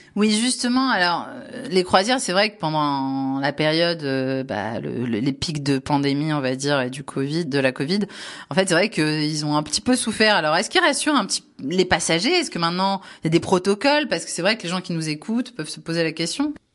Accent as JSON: {"language": "French", "area": "Var", "region": "Provence-Alpes-Côte d'Azur", "country": "France", "said": "je suis varoise de la PACA"}